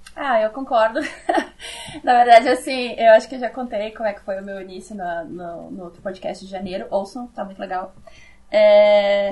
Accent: South Region, Brazil; accent: southern; eu vou ser o sotaque do sul

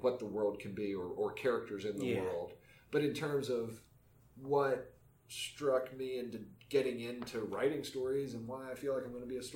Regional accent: West Virginia, United States; moved away; growing up in West Virginia, first off, it's a beautiful location

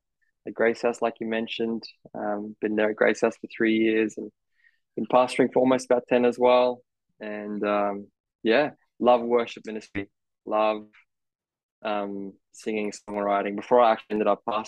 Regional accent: Australia; also born or lived in South Africa; Was born in South Africa, moved in when I was 9, living in Australia since then

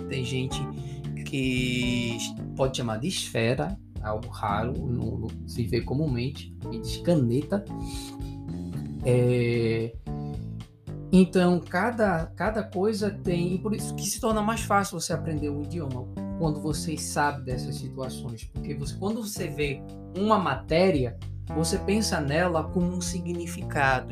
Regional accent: Recife, Pernambuco, Brazil; now in Paraíba, Brazil; eu sou natural de Pernambuco, sou pernambucano, nasci lá, lá, lá, lá em Pernambuco, Recife

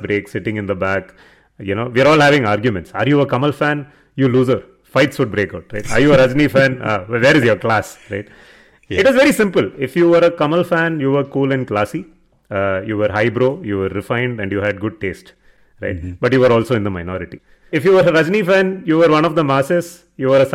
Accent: Chennai, Tamil Nadu, India; I grew up in Chennai in the 90s

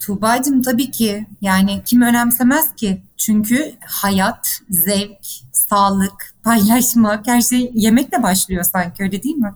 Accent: İzmir, Turkey; moved away as an adult; also born or lived in Muğla / Istanbul; ben evet İzmir doğumluyum. İzmirliyim.

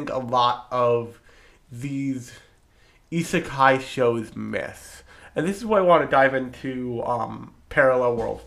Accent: New Jersey, United States; I am from New Jersey, the pharmaceutical capital of the United States.

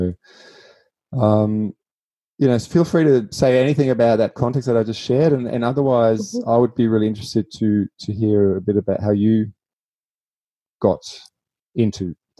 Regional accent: Germany; now in Australia; I'm originally from Germany. That's where I grew up.

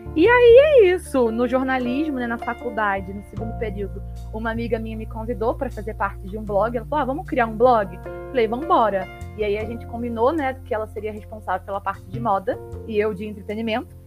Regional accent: Petrópolis, Rio de Janeiro, Brazil; moved away as an adult; now in São Paulo, Brazil; sou do Rio de Janeiro, né, de Petrópolis, atualmente moro em São Paulo

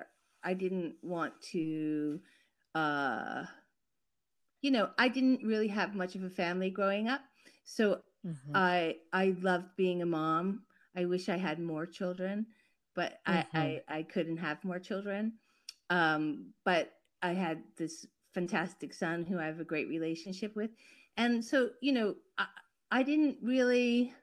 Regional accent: New York City, New York, United States; moved away; also born or lived in Paris; I grew up in New York City, so I had a very urban existence. And then I lived in Paris

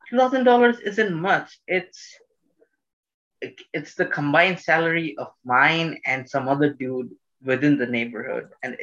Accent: Bangladesh; English is a second language; also born or lived in Doha, Qatar; I will say I was born in Doha, Qatar, then I moved in Bangladesh.

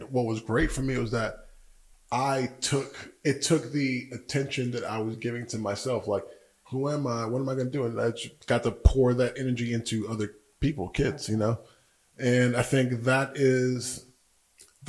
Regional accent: Georgia, United States; moved away as an adult; also born or lived in Washington, D.C. / Nigeria; now in Tulsa, United States; born in DC, raised in Georgia, lived in Nigeria for a little bit, but I moved to Tulsa when I was 18 to go to school

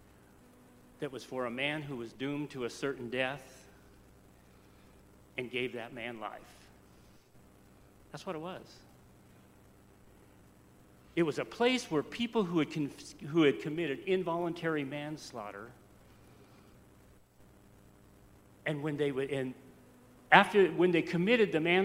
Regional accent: Wyoming, United States; moved away; also born or lived in Houston, Texas / West Oakland, California; a Wyoming boy going from gravy and rice and Jesus Christ to the projects

